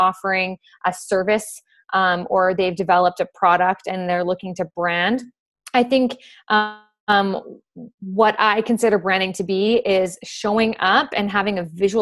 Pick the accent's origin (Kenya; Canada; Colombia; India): Canada; Fort McMurray, Alberta; I'm originally from Fort McMurray, Alberta